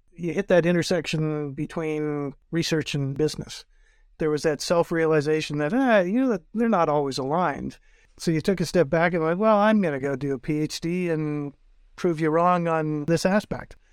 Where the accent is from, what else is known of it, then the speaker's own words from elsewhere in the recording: North Bay, Ontario, Canada; before moving to my hometown of North Bay